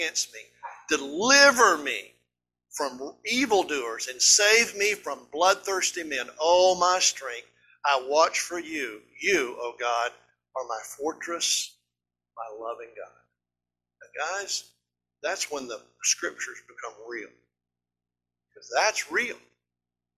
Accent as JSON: {"language": "English", "region": "East Tennessee", "country": "United States", "said": "we're just hillbillies from East Tennessee"}